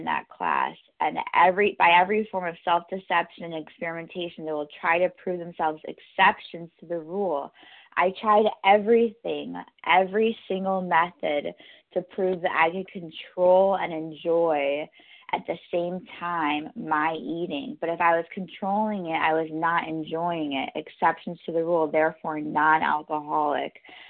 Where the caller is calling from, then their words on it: New York, United States; I'm calling from New York, New York.